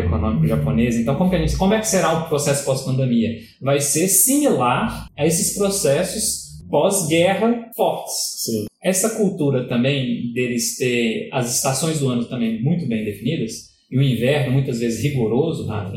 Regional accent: Brazil; como brasileiro

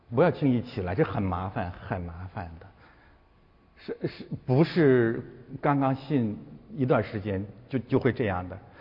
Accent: China; 我们都是中国人

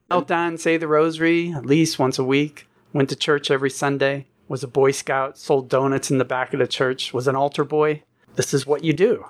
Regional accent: Pittsburgh, Pennsylvania, United States; moved away as an adult; also born or lived in Fairfield, Iowa; now in Ashland, United States; I moved out west from Pittsburgh, Pennsylvania, is I remember I grew up in Pennsylvania

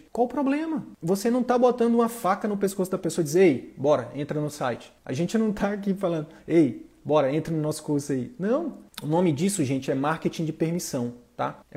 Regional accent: Northeast Region, Brazil; Tenho uma, uma pegada mais humorística, sou nordestino e tal.

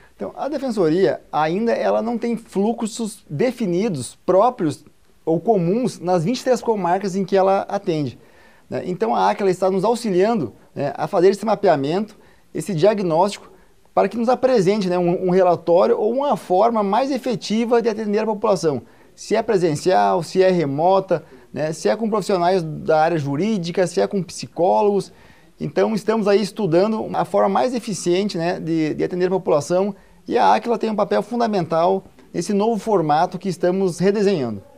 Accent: Santiago, Rio Grande do Sul, Brazil; moved away as an adult; now in Rondônia, Brazil; eu sou gaúcho de Santiago, né, uma região é, oeste do Rio Grande do Sul

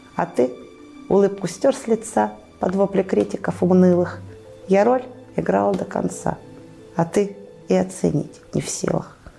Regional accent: Tara, Omsk Oblast, Russia; я уроженка города Тары. Э, здесь родилась, здесь росла, здесь творила, здесь училась, продолжаю жить

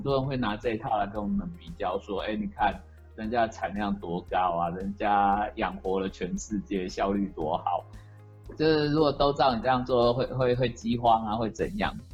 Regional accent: Taipei, Taiwan; moved away; 我从小出生在台北市，那在十几年前开始来务农

